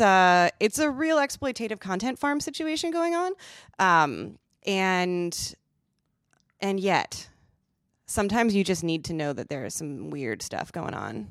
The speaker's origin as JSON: {"language": "English", "region": "Midwest", "country": "United States", "tie": "born or raised there", "said": "I'm from the Midwest."}